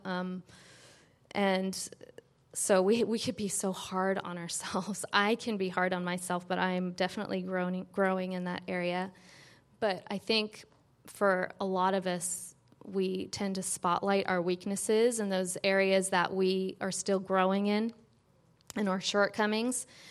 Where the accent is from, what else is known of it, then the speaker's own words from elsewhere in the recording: San Francisco, California, United States; growing up in San Francisco, spending half the time there at my dad's